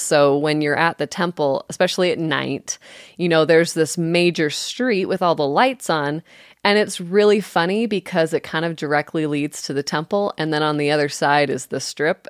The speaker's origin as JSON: {"language": "English", "town": "Las Vegas", "region": "Nevada", "country": "United States", "tie": "born or raised there", "said": "I'm actually originally from, born and raised in Las Vegas, the real Las Vegas"}